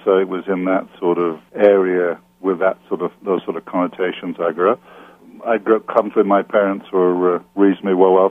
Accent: Lancashire, North West England, United Kingdom; I was born in the United Kingdom, in England, in the north of England, in Lancashire, in an area that's known as the Cone Valley.

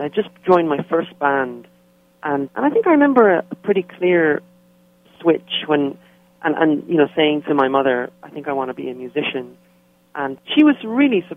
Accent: Dublin, Leinster, Ireland; moved away as an adult; now in United States; I was born and raised in Dublin in Ireland.

